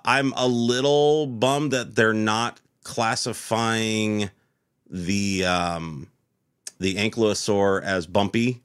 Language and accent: English; United States; as an American